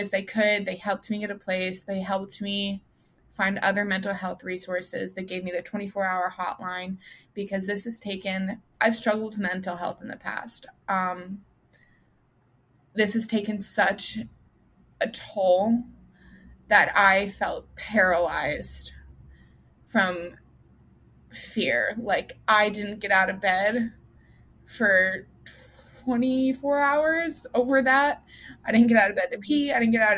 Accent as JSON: {"language": "English", "region": "Colorado", "country": "United States", "moved": "yes", "lives_now": "Kentucky, United States", "said": "I'm originally from Colorado. My parents now live in Florida"}